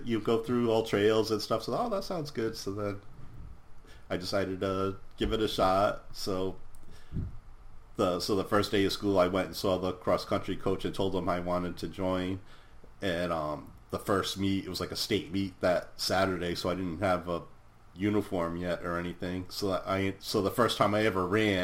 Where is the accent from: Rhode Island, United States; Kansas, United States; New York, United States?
Rhode Island, United States; Providence; I was born in 1970 in Providence, and I lived like the first 6.5 years or so in Providence